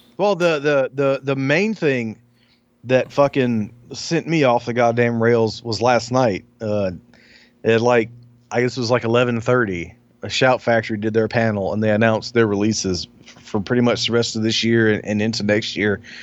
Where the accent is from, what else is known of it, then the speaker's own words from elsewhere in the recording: Alabama, United States; I grew up in Alabama in the country.